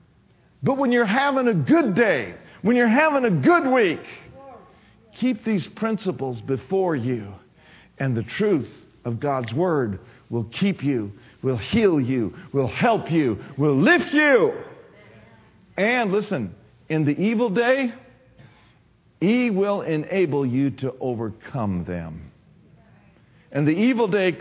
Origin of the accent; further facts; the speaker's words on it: Minneapolis, Minnesota, United States; I grew up in Minneapolis, Twin City area